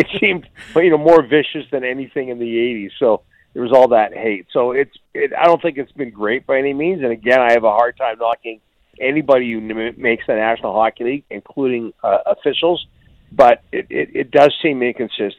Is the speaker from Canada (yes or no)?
yes; Canada